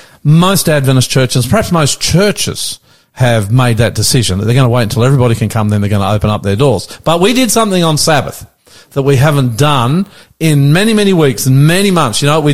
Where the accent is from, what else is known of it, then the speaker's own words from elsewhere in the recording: Australia; I'm the …, and it's a beautiful day here in Sydney.